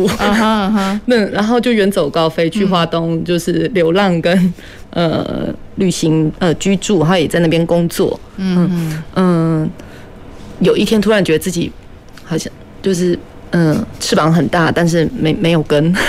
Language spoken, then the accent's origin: Chinese; Meinong, Kaohsiung, Taiwan; 我的先生愿意跟我回到我的故乡，我也很感谢。但是很多时候其实是基于实际条件的呃资资。指引，因为美浓的土好，有呃水也不错